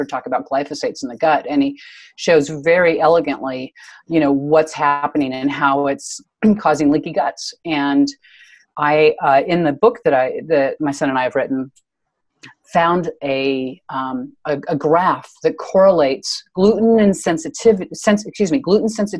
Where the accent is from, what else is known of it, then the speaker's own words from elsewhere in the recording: Santa Cruz, California, United States; I'm from Santa Cruz, California